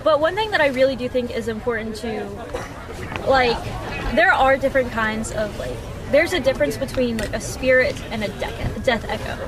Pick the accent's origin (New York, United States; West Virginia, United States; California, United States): West Virginia, United States; Braxton County; I am originally from Braxton County, um, and I played soccer in Braxton County.